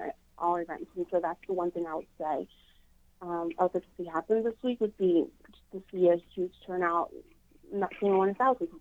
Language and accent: English; Nigeria; now in Athens, United States; I'm from Nigeria